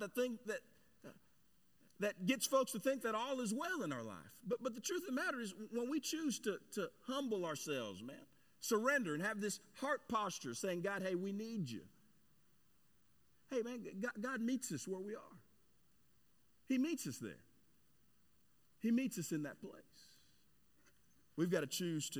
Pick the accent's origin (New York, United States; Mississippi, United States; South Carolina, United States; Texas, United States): Texas, United States; Cedar Hill; my hometown, Cedar Hill there